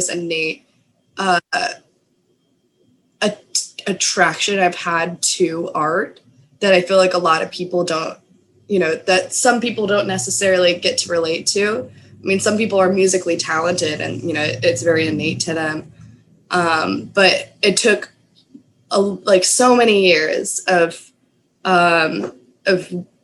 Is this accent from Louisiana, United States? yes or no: no; Austin, Texas, United States; I grew up in Austin